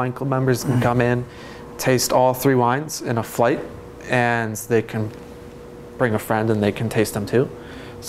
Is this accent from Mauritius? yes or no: no; Bay Area, California, United States; moved away as an adult; now in Portland, United States; I came to Oregon because I grew up in the Bay Area